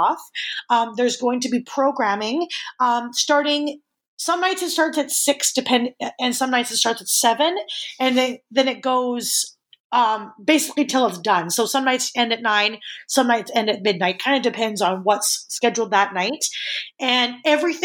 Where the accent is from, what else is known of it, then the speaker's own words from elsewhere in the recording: Edmonton, Alberta, Canada; a theater kid growing up in Edmonton